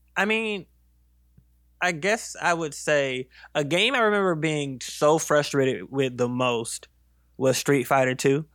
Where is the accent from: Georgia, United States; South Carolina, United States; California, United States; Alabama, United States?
South Carolina, United States; also born or lived in Virginia; I grew up in mostly South Carolina. I'm from South Carolina